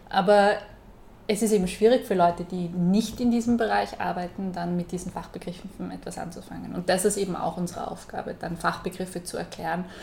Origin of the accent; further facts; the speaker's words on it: Salzburg, Austria; in Salzburg äh, ich komme aus Salzburg und da gibt es einen, einen Schranken.